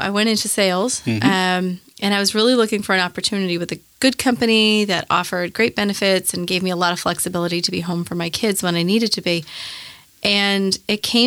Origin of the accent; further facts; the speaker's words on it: Boston, Massachusetts, United States; moved away as an adult; also born or lived in upstate New York; now in Nashville, United States; I was born in a town of about 1,200 people, and I think there's about 1,200 people there still. So, yeah, small town environment, then moved to Boston and grew up in Boston